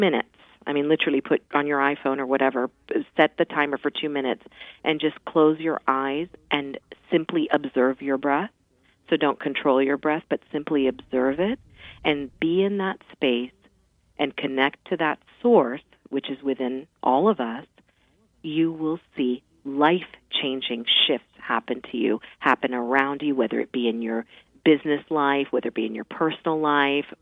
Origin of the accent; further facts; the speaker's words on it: Mount Vernon, Virginia, United States; I grew up in Mount Vernon